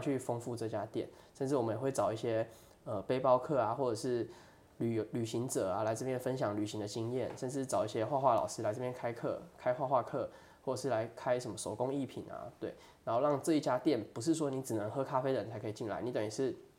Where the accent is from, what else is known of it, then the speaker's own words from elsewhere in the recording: Toufen, Miaoli County, Taiwan; also born or lived in Tianmu, Taipei; 之前是在台北担任工程师的部分。嗯，对，其实我小时候是在台北天母出生的，然后哦。对，爸爸妈妈以前也是在台北工作，对啊，那现在就是我的家人叔叔啊、姑姑甚至阿婆还下面也是住在台北。那我之前是，呃，会回来，头份算是我们的老家哦，对，然后我大概是在小学的时候，就是在，在从小时候就回来头份这样子